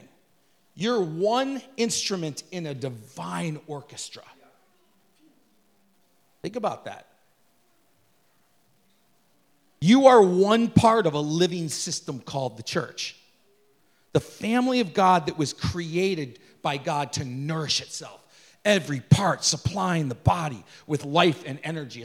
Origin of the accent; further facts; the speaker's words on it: United States; we're an American